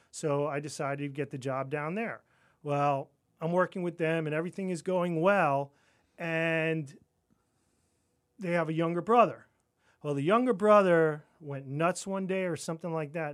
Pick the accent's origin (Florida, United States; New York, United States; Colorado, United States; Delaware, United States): New York, United States; Roslyn Heights; moved away; I grew up on Long Island